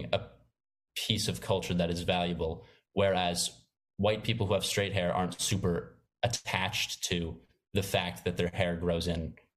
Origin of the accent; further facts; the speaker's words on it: Maine, United States; now in New York, United States; I'm from Maine, which is a very suburban, outdoorsy state.